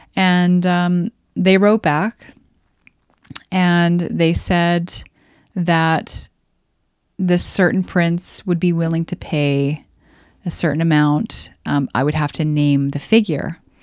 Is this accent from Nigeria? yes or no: no; Canada; I'm Canadian